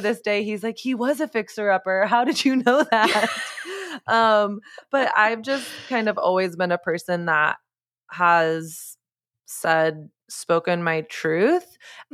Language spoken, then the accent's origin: English; Coppell, Texas, United States; my hometown, Coppell, Texas